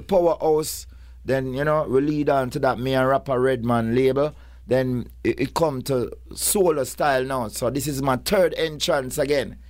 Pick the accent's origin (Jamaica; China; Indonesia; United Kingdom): Jamaica; Kingston; I come like, like four wor-, roads from where Purple Man come from. Kingston eleven, Oakland Road.